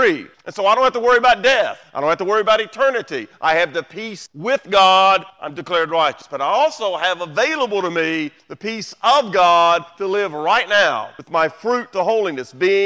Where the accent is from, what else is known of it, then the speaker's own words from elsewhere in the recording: United States; We do live in the greatest country in the world. We're American